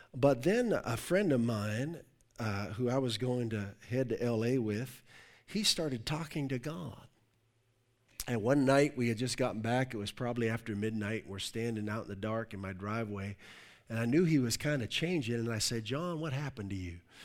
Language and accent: English; Pittsburgh, Pennsylvania, United States; moved away as an adult; also born or lived in Ohio / Virginia / Europe / Newport, Rhode Island; I'm originally from the Pittsburgh area